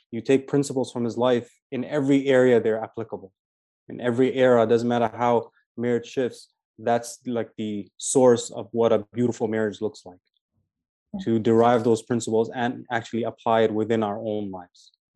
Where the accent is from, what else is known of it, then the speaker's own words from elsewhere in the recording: Toronto, Ontario, Canada; also born or lived in Medina, Saudi Arabia; I'm from Toronto, Canada